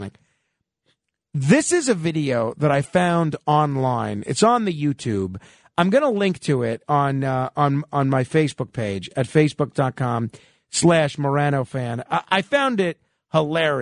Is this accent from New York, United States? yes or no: yes; New York, United States; I'm just as much as proud to be a New Yorker as I am an American